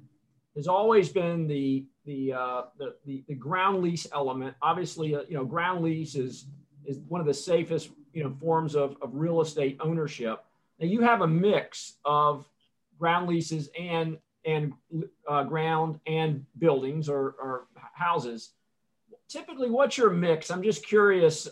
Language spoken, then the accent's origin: English; South Carolina, United States; my home state of South Carolina